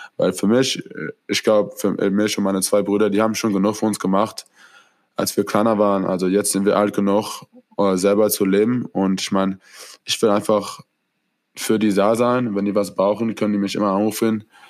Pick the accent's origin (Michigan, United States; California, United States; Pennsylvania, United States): California, United States; Orange County; hier in Orange County ist es, hier wo ich lebe, wo ich, als ich kleiner war